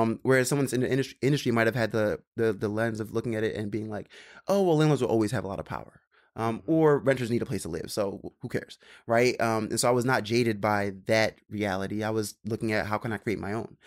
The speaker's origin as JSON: {"language": "English", "region": "Maryland", "country": "United States", "tie": "born or raised there", "also_born_or_lived": "Philadelphia", "moved": "yes", "lives_now": "New York, United States", "said": "I grew up in Maryland"}